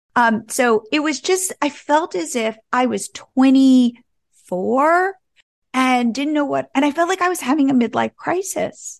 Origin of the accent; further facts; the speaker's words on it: New Jersey, United States; moved away as an adult; also born or lived in California; I grew up in New Jersey, and I went out to California, to Stanford, to go to college